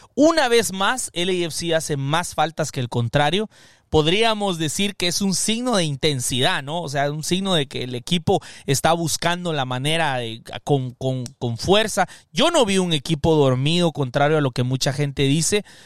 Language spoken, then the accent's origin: Spanish; Guatemala; now in United States; soy centroamericano guatemalteco, pero que resido acá en los Estados Unidos.